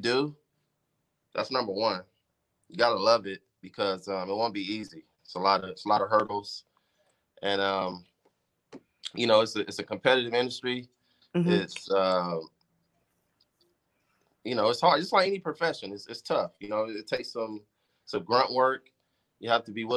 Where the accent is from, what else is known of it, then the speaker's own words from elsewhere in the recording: Compton, California, United States; growing up in Compton